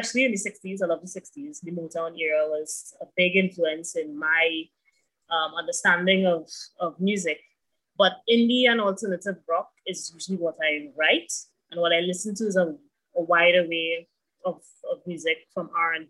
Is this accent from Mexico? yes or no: no; Santa Cruz, Trinidad & Tobago; also born or lived in Azerbaijan; I grew up in Santa Cruz, actually. So people know me from that area, but I've also spent some time outside of Trinidad and Tobago.